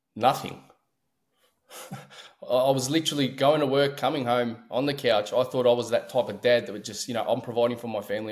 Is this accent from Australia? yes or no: yes; Melbourne, Victoria, Australia; I'm from Australia